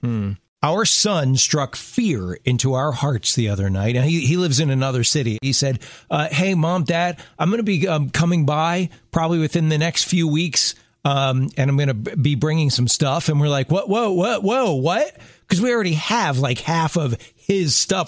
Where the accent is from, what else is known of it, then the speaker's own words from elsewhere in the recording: Maryland, United States; I learned to drive in Maryland